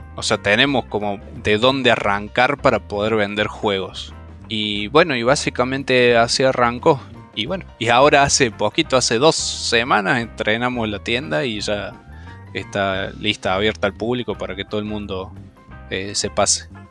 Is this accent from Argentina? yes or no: yes; Córdoba, Argentina; now in Villa María, Argentina; Somos todos de Córdoba